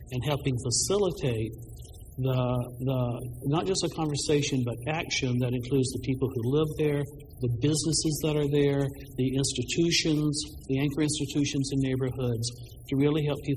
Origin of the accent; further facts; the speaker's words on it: Birmingham, Alabama, United States; moved away; the kind of neighborhood I grew up in in Birmingham, Alabama